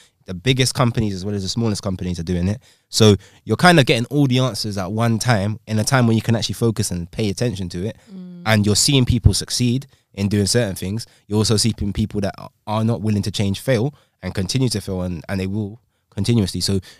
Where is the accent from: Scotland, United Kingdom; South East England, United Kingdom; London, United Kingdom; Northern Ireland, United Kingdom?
London, United Kingdom; I'm from London, bro, like, generation.